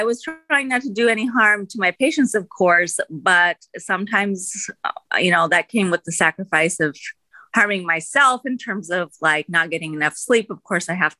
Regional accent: United States; I was born in the United States, so I'm first generation Indian American

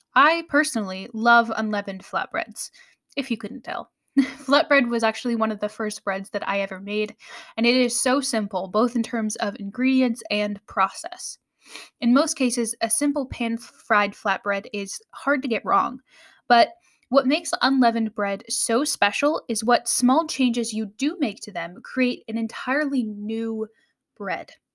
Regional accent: United States

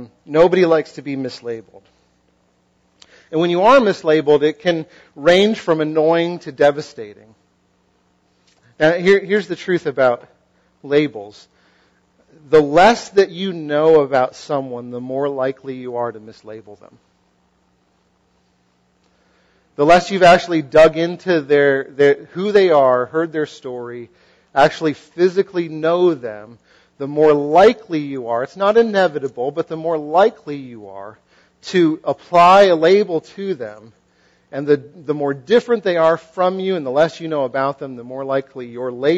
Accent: western Massachusetts, United States; moved away; I come from Massachusetts and sort of the western side of the state

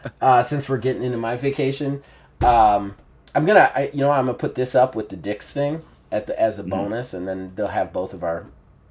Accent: Ohio, United States; being from Ohio in a normal place

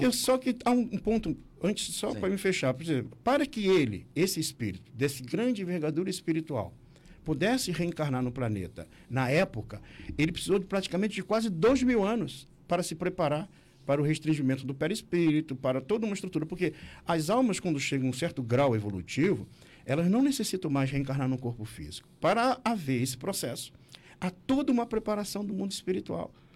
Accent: Nilópolis, Rio de Janeiro, Brazil; moved away as an adult; now in Santa Catarina, Brazil; eu sou do Rio de Janeiro, né? Nasci lá na cidade de Nilópolis

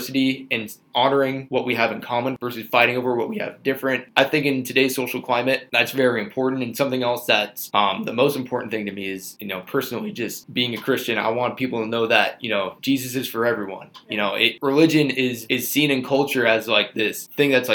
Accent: San Diego, California, United States; my hometown university

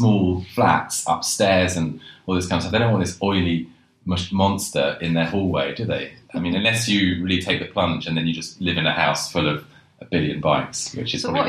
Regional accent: London, United Kingdom; when I sort of started cycling all around London, because I grew up in London.

